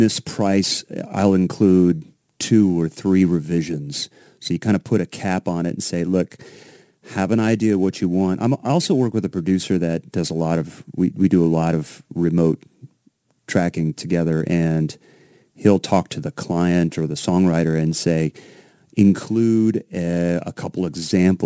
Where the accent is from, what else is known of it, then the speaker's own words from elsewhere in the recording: Ohio, United States; I'm from Ohio